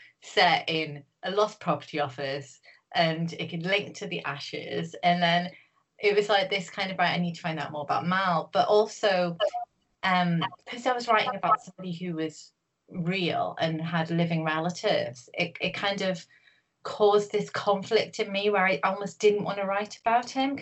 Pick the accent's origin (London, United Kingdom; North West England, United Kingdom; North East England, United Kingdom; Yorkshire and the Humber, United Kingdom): North East England, United Kingdom; Newcastle upon Tyne; moved away as an adult; now in Liverpool, United Kingdom; I'm not from Liverpool originally, I'm from Newcastle, I came here to study